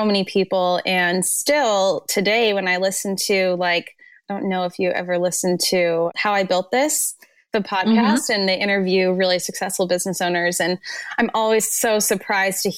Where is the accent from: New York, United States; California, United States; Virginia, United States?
California, United States; moved away as an adult; also born or lived in Arizona; We're both from California